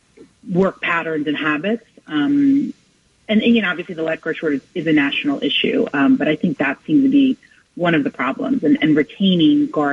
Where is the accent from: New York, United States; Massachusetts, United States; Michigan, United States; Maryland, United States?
New York, United States; New York City; I grew up out by the beach. I grew up out in Rockaway